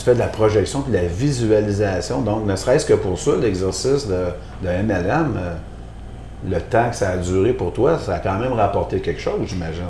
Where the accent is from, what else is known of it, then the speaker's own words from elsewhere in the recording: Quebec City, Quebec, Canada; Vraiment originaire de Québec